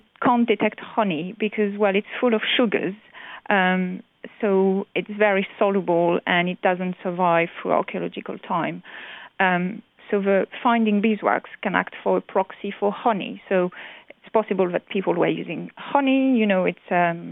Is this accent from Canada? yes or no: no; France; moved away; from France, from my hometown